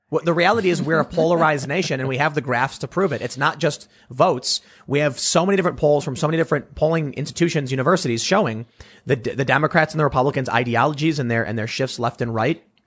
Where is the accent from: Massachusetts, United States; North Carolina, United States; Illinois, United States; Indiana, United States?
Illinois, United States; Chicago; growing up in Chicago, we had one like rock radio station that was prominent